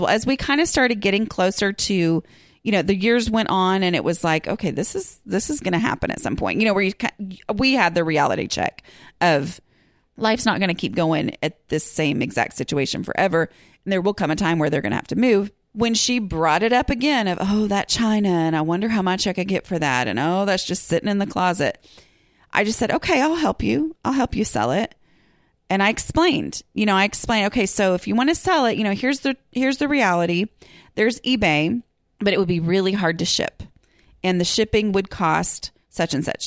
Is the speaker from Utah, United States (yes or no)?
no; Texas, United States; I'm a podcaster from Texas who's working on her own home